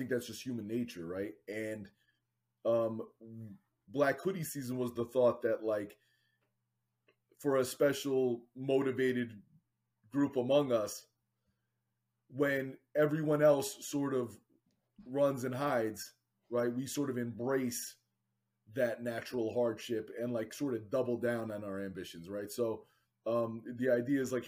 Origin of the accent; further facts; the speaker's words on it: Northeast Pennsylvania, United States; now in New Jersey, United States; I grew up in Northeast Pennsylvania